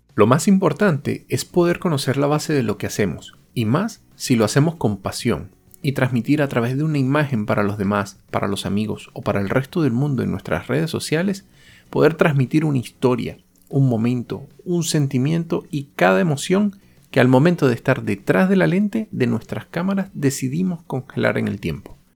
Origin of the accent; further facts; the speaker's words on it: Venezuela; moved away; Soy venezolano y he tenido la oportunidad de vivir en varios países.